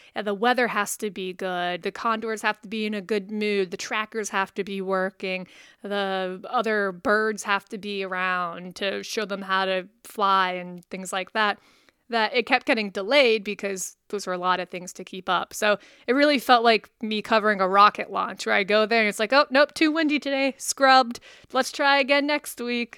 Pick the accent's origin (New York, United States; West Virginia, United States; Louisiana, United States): West Virginia, United States; moved away; I'm from West Virginia